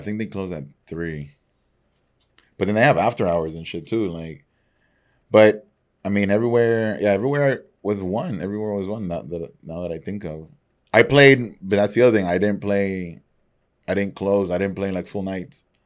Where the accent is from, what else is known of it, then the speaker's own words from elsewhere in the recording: Nicaragua; moved away; also born or lived in San Antonio; growing up in Nicaragua